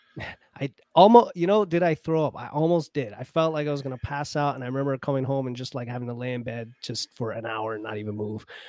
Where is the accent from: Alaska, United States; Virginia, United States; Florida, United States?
Florida, United States; as a kid growing up in Florida